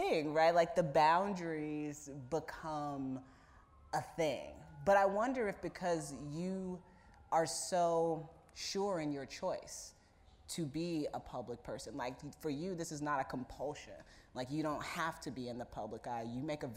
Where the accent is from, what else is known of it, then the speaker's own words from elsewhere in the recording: Indiana, United States; moved away as an adult; now in New York, United States; where I grew up in Indiana